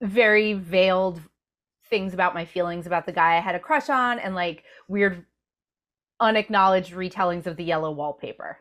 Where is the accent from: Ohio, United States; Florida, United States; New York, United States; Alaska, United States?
New York, United States; Rockland County, suburbs of New York City, United States; I grew up in the suburbs of New York City in Rockland County